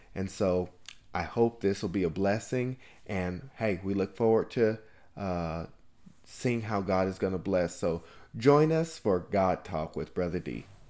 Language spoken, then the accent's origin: English; California, United States; I was born and raised in California